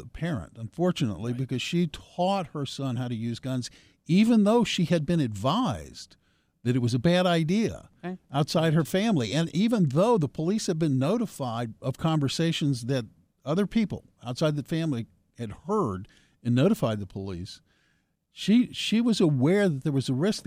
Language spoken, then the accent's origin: English; the South, United States; I grew up in the South